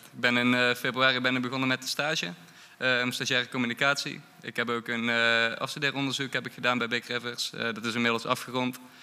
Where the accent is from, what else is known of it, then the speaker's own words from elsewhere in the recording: Eindhoven, North Brabant, Netherlands; ik kom zelf namelijk uit Eindhoven